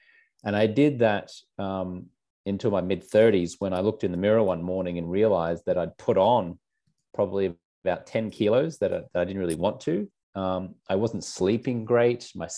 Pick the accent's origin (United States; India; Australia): Australia; I grew up in Australia